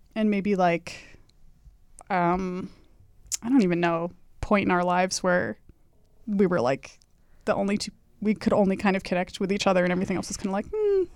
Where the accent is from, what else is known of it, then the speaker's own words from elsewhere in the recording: Los Angeles, California, United States; I grew up in Hollywood